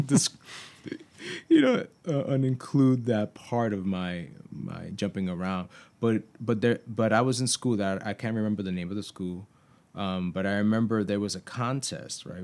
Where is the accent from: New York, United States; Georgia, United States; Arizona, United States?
New York, United States; New York City; I grew up in New York.